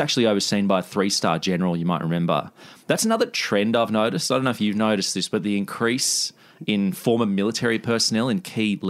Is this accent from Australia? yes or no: yes; Australia